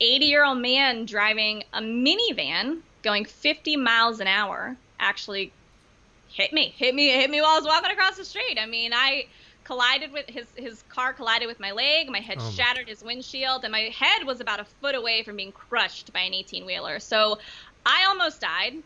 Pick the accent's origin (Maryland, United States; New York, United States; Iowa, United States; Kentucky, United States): Maryland, United States; Baltimore; I grew up in Baltimore, Maryland